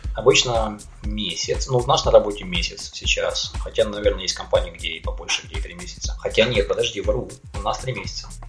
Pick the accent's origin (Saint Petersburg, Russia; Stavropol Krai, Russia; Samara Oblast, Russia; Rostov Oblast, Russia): Rostov Oblast, Russia; Taganrog; moved away as an adult; also born or lived in South Korea; now in Melbourne, Australia; уехал я из Таганрога в 2001 году